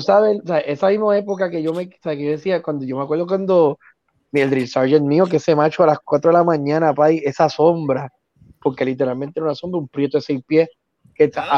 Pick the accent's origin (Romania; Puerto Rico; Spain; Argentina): Puerto Rico; yo soy de Puerto Rico